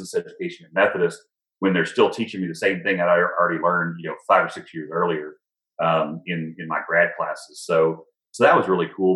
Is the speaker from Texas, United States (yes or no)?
yes; Texas, United States; moved away as an adult; also born or lived in North Carolina; I'm from Texas, which is halfway across the country